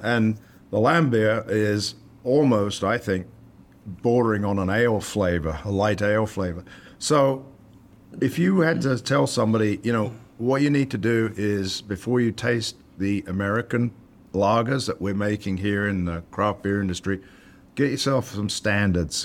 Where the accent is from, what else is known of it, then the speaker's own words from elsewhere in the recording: United Kingdom; now in United States; back to the old country